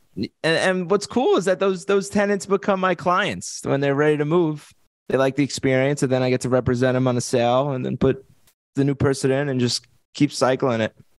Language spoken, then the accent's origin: English; Bellmore, New York, United States; accent: East Coast; now in Las Vegas, United States; I'm from Long Island, New York